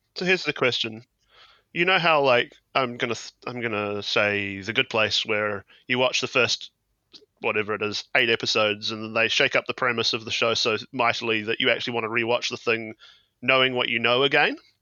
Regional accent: New Zealand; I'm from New Zealand, in case the accent hasn't clued you to that one already.

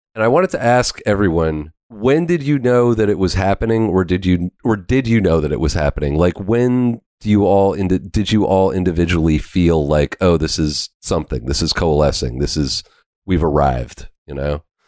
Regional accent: Canada; as a Canadian musician

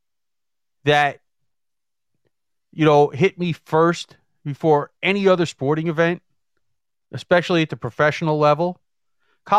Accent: United States; we sit here as American citizens

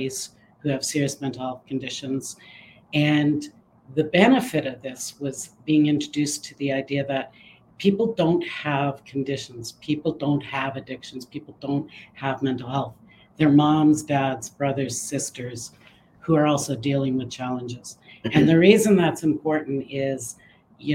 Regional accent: Hamilton, Ontario, Canada; moved away as an adult; also born or lived in Burlington, Ontario; now in Windsor, Canada; So I was raised in Hamilton. I went to school in Hamilton.

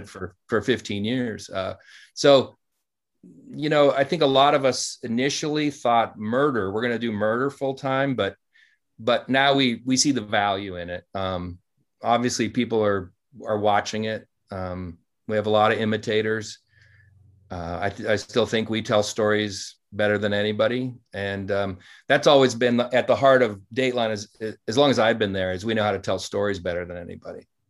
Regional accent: Montana, United States; the small town I grew up in in Montana

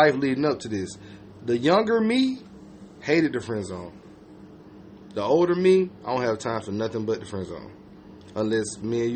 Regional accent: Georgia, United States; I'm from Georgia.

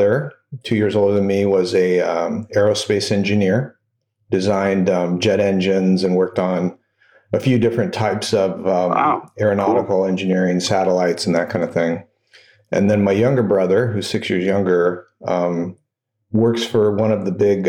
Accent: Phoenix, Arizona, United States; I grew up in Phoenix, Arizona

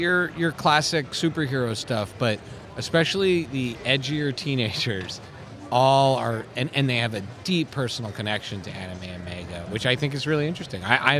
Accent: Montreal, Quebec, Canada; moved away; we grew up in Montreal

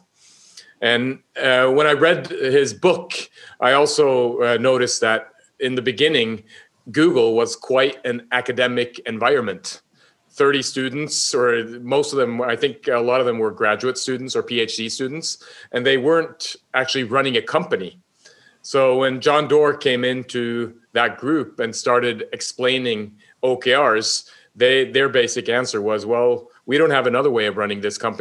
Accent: Northern Norway, Norway; I'm from Norway, obviously, up in the north

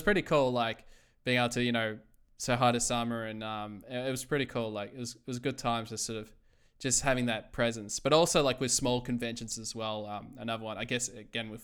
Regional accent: Melbourne, Victoria, Australia; I was from Melbourne

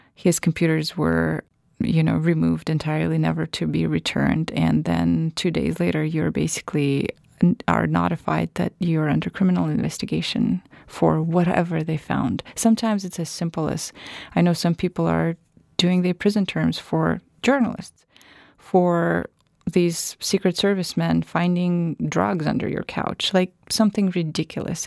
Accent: North Siberia, Russia; English is a second language; moved away as an adult; also born or lived in Las Vegas, United States / Washington, D.C., United States; now in Phoenix, United States; I was born and raised in North Siberia, northern part of Siberia, a small, tiny mining town

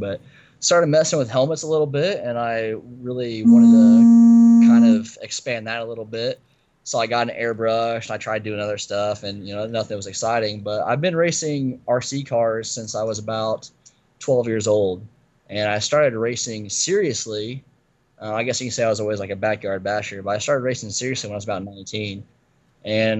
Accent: Mexico, Indiana, United States; I'm from Mexico, Indiana. It's a tiny little farm town in northern Indiana

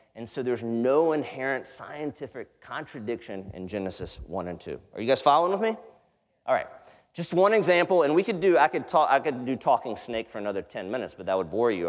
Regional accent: the South, United States; I come from the South

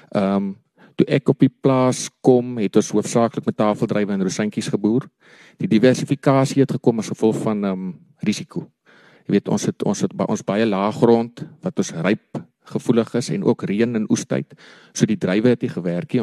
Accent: Kanoneiland, Northern Cape, South Africa; also born or lived in Stellenbosch / Upington; My oupa het in 1937 die eerste grond in Kanon Eiland gekoop ehm um, my pa daar groot geraak, ek het daar groot geraak

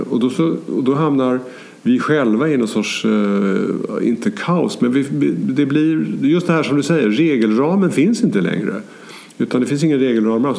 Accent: Sweden; jag är svensk och bor i det här landet

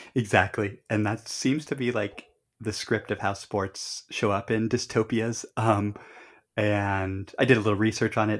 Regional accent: Colorado, United States; we grew up in Colorado

